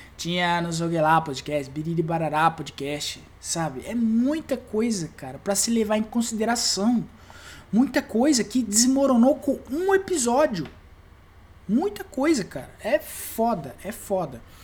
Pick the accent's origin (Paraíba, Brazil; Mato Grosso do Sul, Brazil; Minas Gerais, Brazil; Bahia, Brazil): Mato Grosso do Sul, Brazil; eu sou do MS